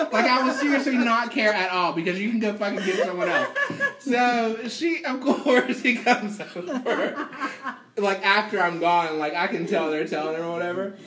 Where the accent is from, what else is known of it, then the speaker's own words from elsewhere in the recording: West Virginia, United States; Growing up in West Virginia